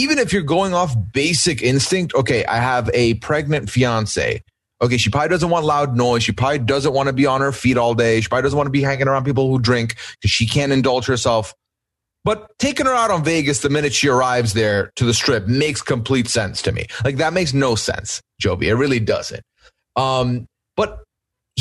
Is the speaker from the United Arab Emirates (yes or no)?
yes; Dubai, United Arab Emirates; moved away as an adult; also born or lived in Canada / Iran (ancestry); now in United States; So I was born and raised in Dubai. Both my parents are Iranian. I grew up in a Muslim household with a father who practiced and a mother who did not really. And then I moved to Canada for university at 19